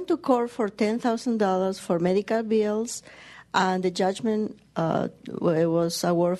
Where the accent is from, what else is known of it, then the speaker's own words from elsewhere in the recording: Argentina; now in United States; I'm from Argentina.